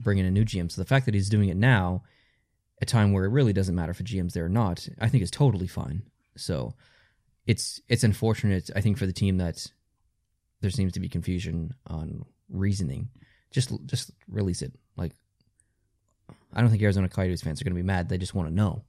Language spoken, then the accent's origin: English; Canada; as a Canadian